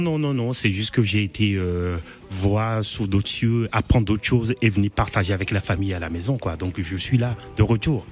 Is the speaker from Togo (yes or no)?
yes; Togo; moved away as an adult; quand je suis parti de Togo il y a bientôt une, 20 ans.